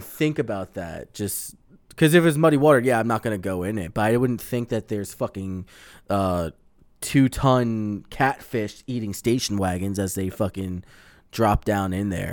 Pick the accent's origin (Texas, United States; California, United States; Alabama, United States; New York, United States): New York, United States; Long Island; moved away; I grew up on in Long Island.